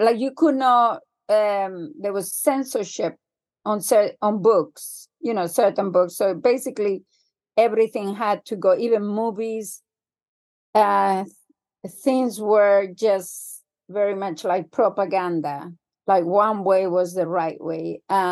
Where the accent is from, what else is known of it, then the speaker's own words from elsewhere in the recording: Spain; moved away as an adult; also born or lived in England; I grew up in Spain